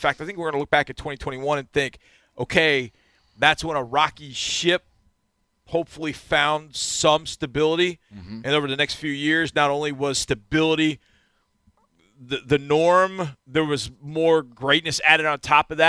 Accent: Texas, United States; feeling great pride in being the Texans' head coach as a Texan

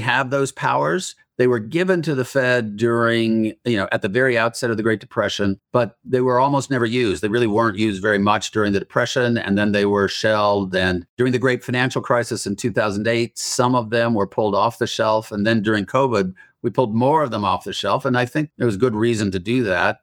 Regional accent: Utah, United States; Growing up in Utah

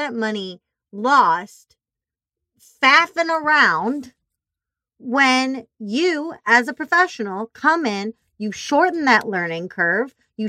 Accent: Missouri, United States; moved away; I'm from Missouri originally

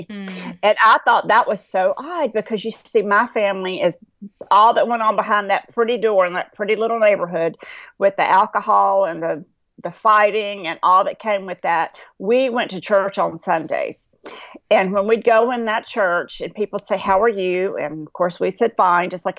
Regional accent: North Carolina, United States; I grew up in North Carolina in a little rural town

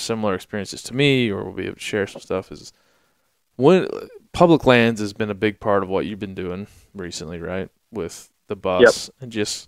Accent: Maryland, United States; I grew up on the East Coast in Maryland

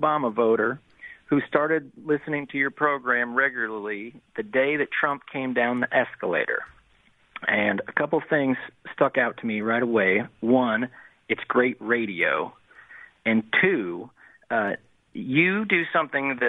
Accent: United States; moved away; I live here now, but I grew up in the States

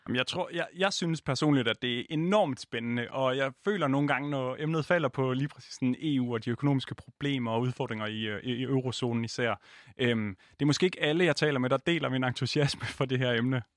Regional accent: Jutland, Denmark; jeg er jo også jyde

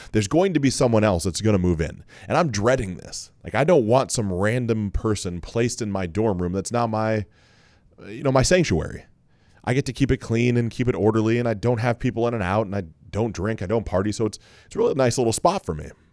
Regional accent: Mansfield, Ohio, United States; also born or lived in Cincinnati, Ohio; Grew up in Mansfield, but went to a school called Lexington.

